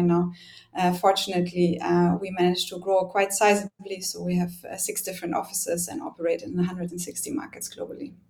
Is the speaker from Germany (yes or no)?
yes; Germany; accent: German; English is a second language; moved away as an adult; now in Singapore; really hard to hide my accent, so I'm German